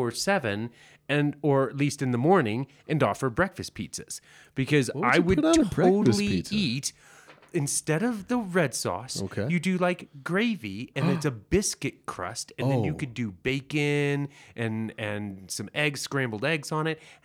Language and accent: English; Texas, United States; I come from Texas.